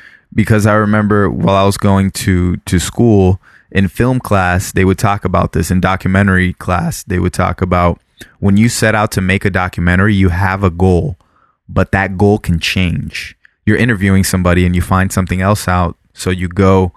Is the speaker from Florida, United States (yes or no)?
yes; Florida, United States; moved away; if you live in Florida, like we did, we're from Florida